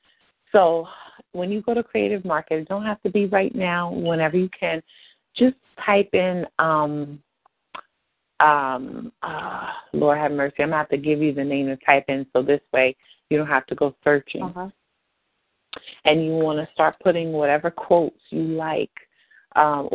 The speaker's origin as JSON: {"language": "English", "area": "Ocean County", "region": "New Jersey", "country": "United States", "said": "We're both from Ocean County"}